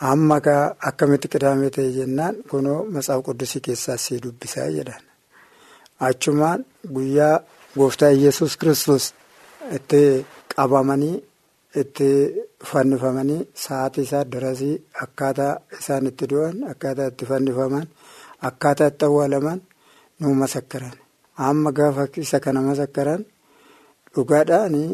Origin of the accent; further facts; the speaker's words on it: Suntaaree, Dawo woreda, Oromia, Ethiopia; Bakki dhaloota keenya akkabaabii waajjirtuu Suntaaree jedhama.